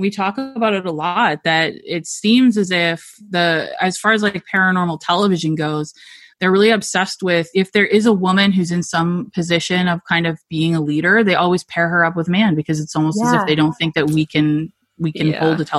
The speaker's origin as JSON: {"language": "English", "country": "Canada", "moved": "yes", "said": "I'm from Canada"}